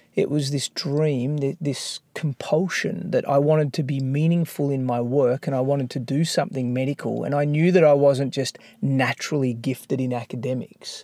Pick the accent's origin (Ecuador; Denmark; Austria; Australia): Australia; Melbourne, Victoria; I grew up in Melbourne